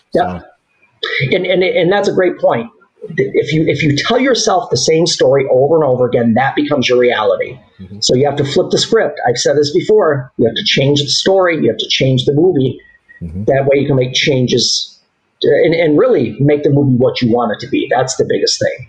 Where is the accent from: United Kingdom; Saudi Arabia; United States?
United States; Southgate, Michigan; born or raised there